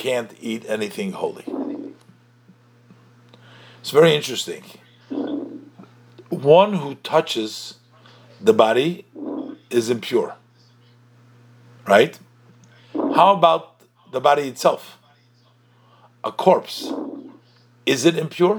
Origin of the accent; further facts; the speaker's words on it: New York, United States; I was born in the Rebbe's court. That's where I was born. I was born and I was raised over there.